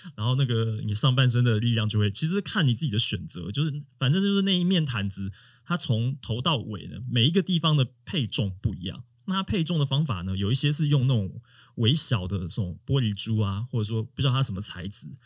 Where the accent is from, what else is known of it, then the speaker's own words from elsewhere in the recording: Taiwan; 我们台湾人